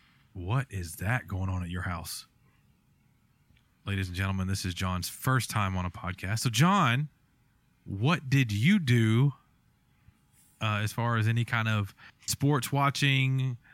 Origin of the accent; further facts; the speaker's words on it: Ohio Valley, United States; if my family didn't end up down where we are now, We are from the Ohio Valley, so I probably would have been a Buckeyes fan.